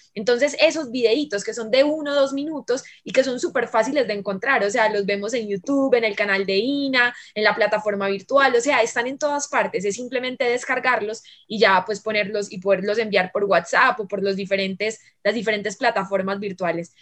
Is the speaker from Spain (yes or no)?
no; Medellín, Antioquia, Colombia; soy de Medellín